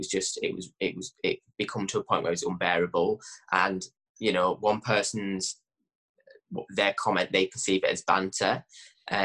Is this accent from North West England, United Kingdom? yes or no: yes; Gosforth, North West England, United Kingdom; also born or lived in Kendal; I'm from the Lake District in a little village called Gosforth